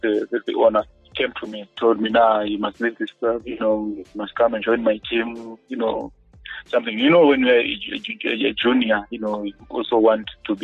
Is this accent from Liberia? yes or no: no; Gweru, Midlands, Zimbabwe; also born or lived in Bulawayo; I grew up in Ngweru